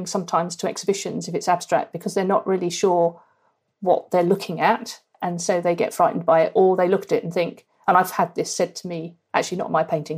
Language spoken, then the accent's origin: English; Norfolk, East of England, United Kingdom; moved away as an adult; also born or lived in Australia / Cambridge; now in Bristol, United Kingdom; I grew up in Norfolk on the beaches, huge skies in Norfolk.